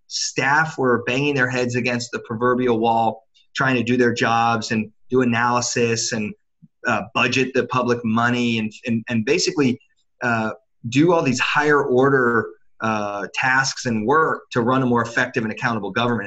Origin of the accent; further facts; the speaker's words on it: Washington, District of Columbia, United States; I grew up in Washington D.C.